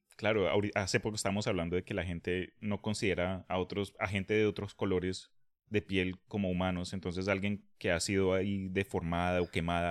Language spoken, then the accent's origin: Spanish; Colombia; now in Texas, United States; esto lo digo como colombiano que ha vivido en Texas por diez y pico de años